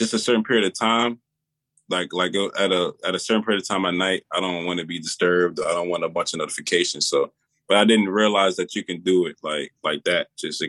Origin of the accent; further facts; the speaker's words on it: Virginia, United States; I'm from Virginia